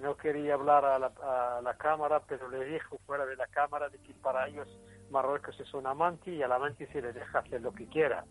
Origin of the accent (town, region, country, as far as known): Western Sahara; now in Mexico